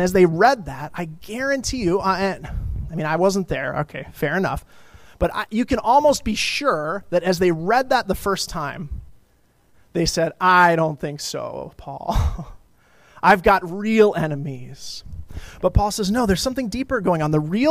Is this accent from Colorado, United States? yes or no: yes; Colorado, United States; I grew up in Colorado